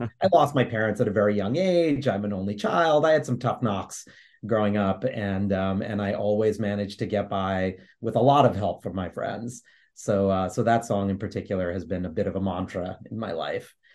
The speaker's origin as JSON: {"language": "English", "town": "New York City", "region": "New York", "country": "United States", "tie": "born or raised there", "said": "I grew up in New York City in the Lower East Side"}